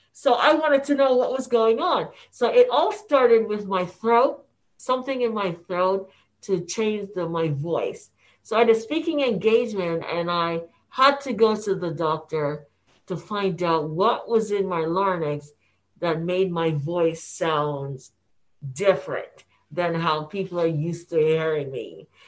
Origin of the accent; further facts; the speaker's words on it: Jamaica; now in United States; Because we were born in Jamaica, we call ourselves West Indians